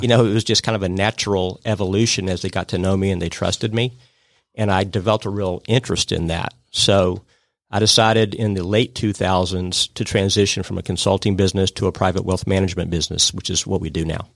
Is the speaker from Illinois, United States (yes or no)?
no; Atlanta, Georgia, United States; my background is I grew up in Atlanta.